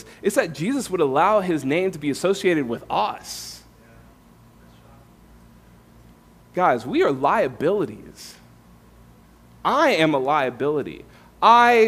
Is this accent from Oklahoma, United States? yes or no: no; California, United States; moved away as an adult; also born or lived in Tampa, Florida; I'm from California, came to faith in Florida, Tampa, with InterVarsity